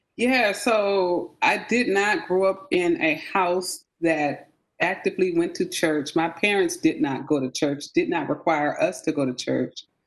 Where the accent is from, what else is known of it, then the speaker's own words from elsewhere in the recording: San Francisco, California, United States; moved away as an adult; also born or lived in Charleston, South Carolina; now in Grayson, Georgia, United States; I am from the Bay Area, San Francisco, California